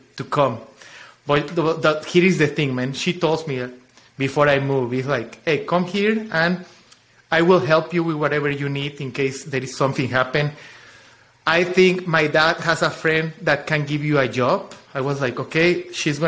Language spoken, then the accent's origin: English; Chiapas, Mexico; English is a second language; moved away as an adult; also born or lived in Mexico City; now in Austin, United States; But I am from the south. From Mexico, I am from Chiapas